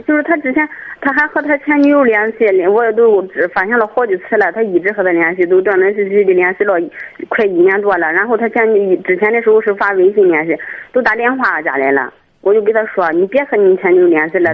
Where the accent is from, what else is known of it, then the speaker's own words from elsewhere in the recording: Jiyang, Shandong, China; also born or lived in Qihe; 我家是济阳的，我婆婆家是契合的